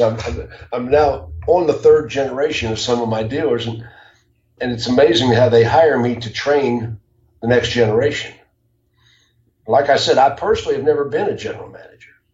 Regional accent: Jacksonville, Florida, United States; I grew up in Jacksonville

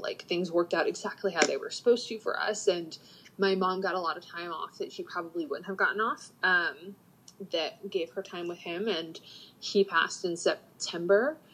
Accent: Panama City, Florida, United States; moved away as an adult; also born or lived in Atlanta; I grew up in Panama City

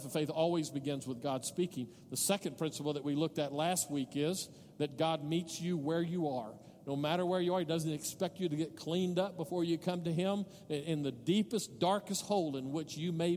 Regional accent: Odessa, Texas, United States; now in El Paso, United States; I grew up in Odessa

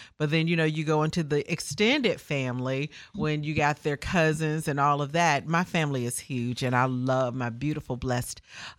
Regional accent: Memphis, Tennessee, United States; Born and raised in Memphis, Tennessee, to the amazing, the late

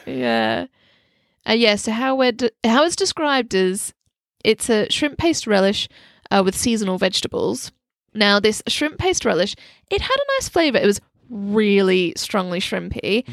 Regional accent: Australia; now in London, United Kingdom; growing up in Australia, we're spoilt with a lot of amazing Thai food

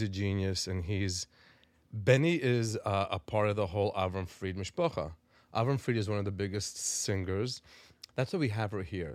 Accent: Five Towns, New York, United States; also born or lived in Israel; I was born in Israel. I grew up in, in the five towns

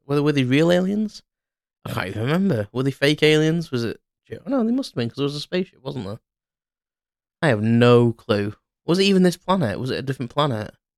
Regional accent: Crewe, North West England, United Kingdom; I walked around Crewe, uh, my hometown

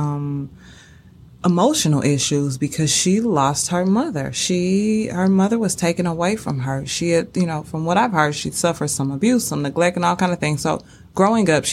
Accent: St. Louis, Missouri, United States; born and raised in St. Louis

